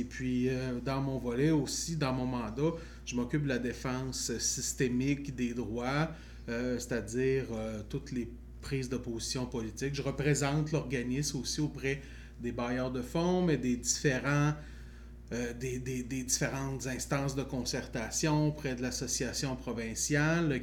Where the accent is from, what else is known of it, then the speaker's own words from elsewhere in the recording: Chaudière-Appalaches, Quebec, Canada; moi, j'ai grandi dans Chaudière-Appalaches